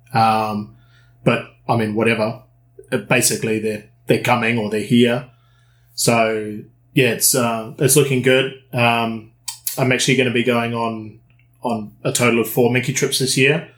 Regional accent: New Zealand; moved away; also born or lived in United Kingdom; I'm originally from New Zealand.

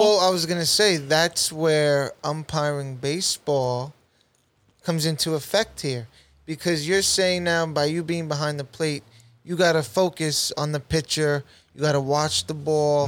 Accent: New York City, New York, United States; I went to middle school in Saint Margaret's, Middle Village, Queens, New York

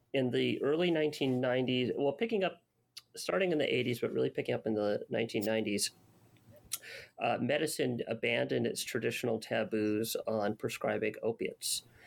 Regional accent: Los Angeles, California, United States; I grew up in Canoga Park, California

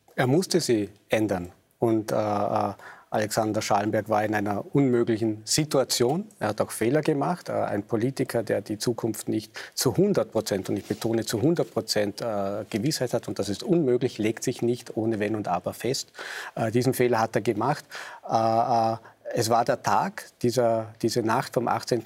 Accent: Vorarlberg, Austria; ich bin Vorarlberger

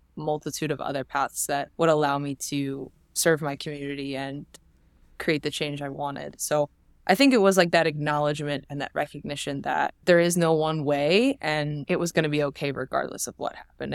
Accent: New Jersey, United States; I'm from Jersey

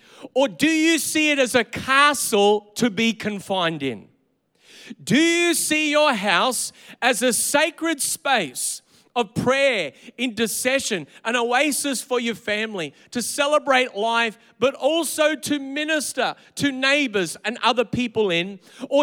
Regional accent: Australia

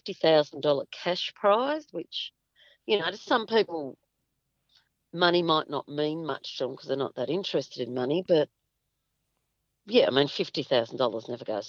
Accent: Hobart, Tasmania, Australia; I'm a Pākehā woman. I grew up in Hobart

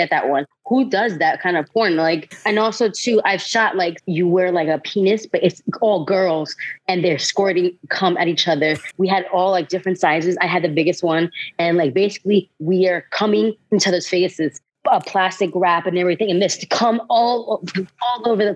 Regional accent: New York City, New York, United States; I was born and raised in Brooklyn, New York

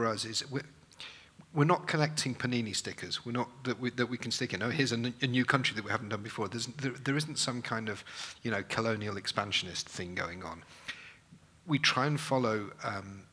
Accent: Manchester, North West England, United Kingdom; I'm from Manchester

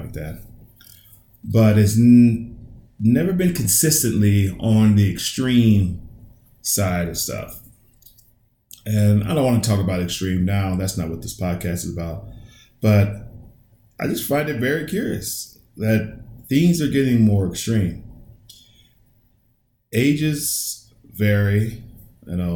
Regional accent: United States; I was born, raised in America

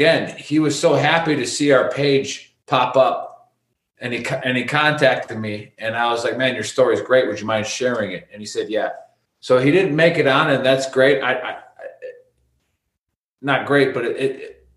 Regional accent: United States; We're Americans

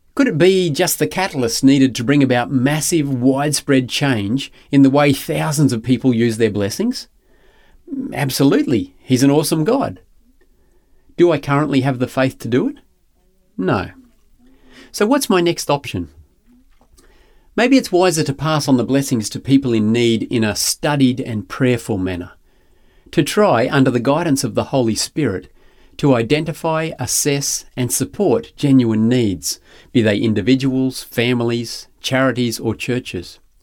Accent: Grantham, Queensland, Australia; Growing up in Granchester was a barefoot, huckleberry finn sort of existence

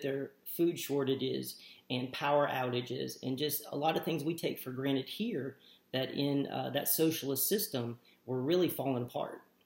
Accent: United States; we were born and raised in the United States

